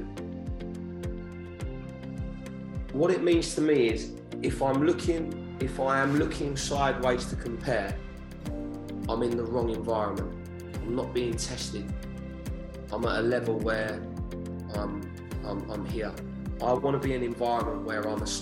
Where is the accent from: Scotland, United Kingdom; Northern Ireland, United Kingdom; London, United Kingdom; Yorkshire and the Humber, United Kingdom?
London, United Kingdom; moved away as an adult; now in Hartford, United States; I'm from the Downham estate